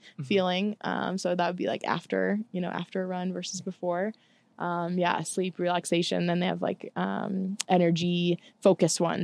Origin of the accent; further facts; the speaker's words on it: St. Louis, Missouri, United States; moved away as an adult; also born or lived in Tallahassee, Florida; now in Portland, United States; I've only lived in St. Louis, where I grew up, Tallahassee, where I went to school, and Portland, where I live now